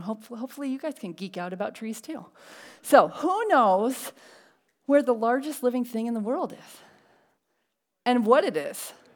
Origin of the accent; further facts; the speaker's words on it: Connecticut, United States; now in La Mirada, United States; we grew up in Connecticut